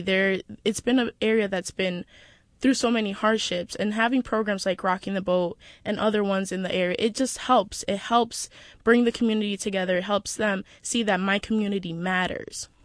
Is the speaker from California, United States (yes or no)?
no; New York City, New York, United States; I grew up, well, really close to here in Kingsbridge.